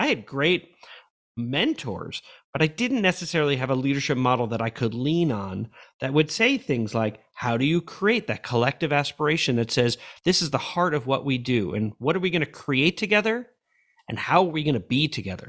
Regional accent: New York, United States; moved away as an adult; also born or lived in Madrid, Spain / Oakland, California / Missouri; I grew up in New York, but I really grew up as an adult

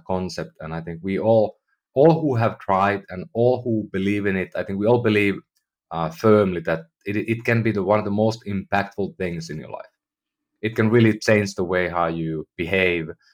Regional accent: Finland; moved away as an adult; now in United States; I'm from Finland, you know, I lived in, in Europe most of my life

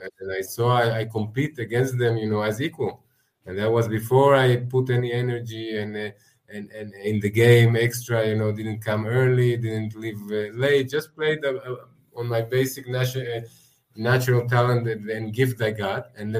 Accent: Israel; Yeah, I grew up experiencing the holidays, you know, like probably most kids in Israel

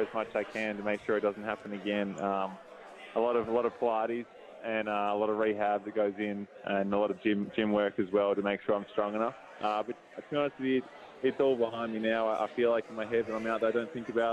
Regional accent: Melbourne, Victoria, Australia; also born or lived in Fitzroy; I did grow up in South Melbourne, in the mean streets of South Melbourne

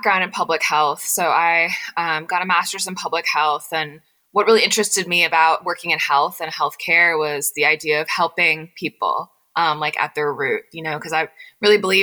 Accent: Knoxville, Tennessee, United States; moved away as an adult; also born or lived in Washington, D.C. / Nashville; I grew up in a really close-knit South Asian community in East Tennessee

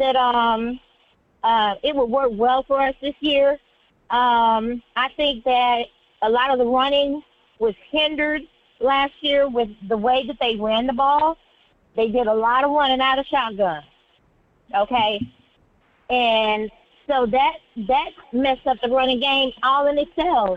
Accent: Dallas, Texas, United States; moved away; I'm from Dallas, too

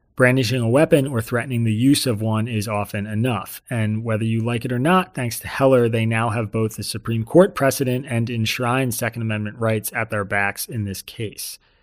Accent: New York, United States; a New Yorker

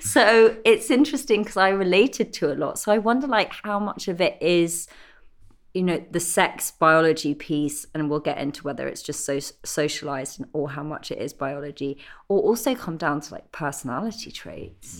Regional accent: Isle of Wight, South East England, United Kingdom; Max and I grew up together in the Isle of Wight

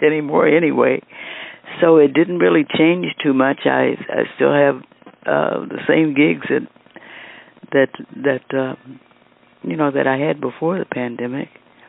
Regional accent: Kansas City, Missouri, United States; moved away as an adult; also born or lived in Topeka, Kansas; now in Los Angeles, United States; I was born in Kansas City, Wheatley Hospital. I have one sister who was also born there, and we grew up

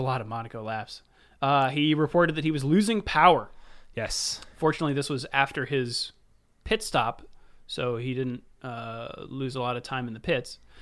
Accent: United States; I'm American

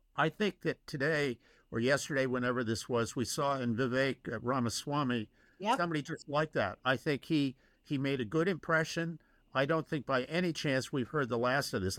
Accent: Massachusetts, United States; now in Pennsylvania, United States; I grew up in Massachusetts

